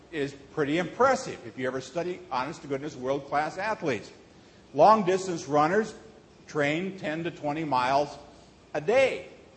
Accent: Nebraska, United States; moved away; also born or lived in Hong Kong / Texas; Growing up in Nebraska

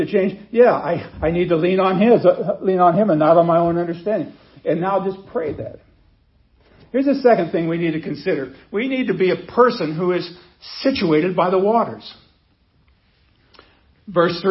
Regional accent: Nebraska, United States; I grew up in Nebraska where they have wheat

